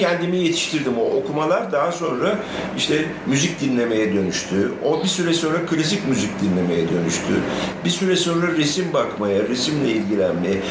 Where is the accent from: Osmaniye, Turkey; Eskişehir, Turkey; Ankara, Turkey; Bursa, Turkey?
Ankara, Turkey; also born or lived in Diyarbakır; Ben e, Ankara'da doğdum. E, hayatımın küçük bir bölümü hariç hep Ankara'da yaşadım